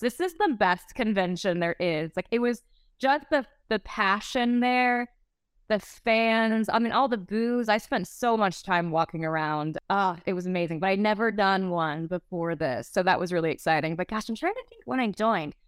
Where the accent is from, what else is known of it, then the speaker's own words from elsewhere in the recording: Pensacola, Florida, United States; I'm from the Southeast. I'm from Pensacola, Florida.